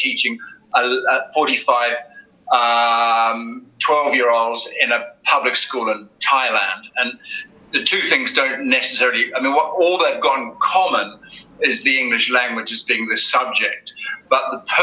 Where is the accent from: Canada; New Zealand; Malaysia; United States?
New Zealand; also born or lived in United Kingdom / Egypt; now in Spain; I'm from New Zealand originally